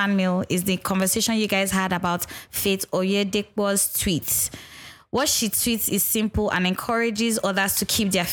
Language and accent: English; Nigeria; being Nigerian, religion is a huge part